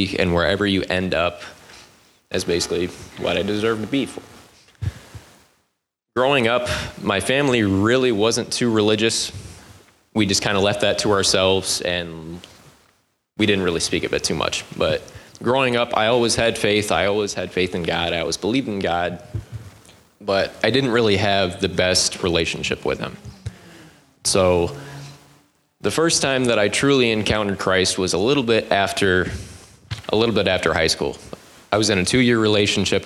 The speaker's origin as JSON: {"language": "English", "town": "South Bend", "region": "Indiana", "country": "United States", "said": "I'm from South Bend."}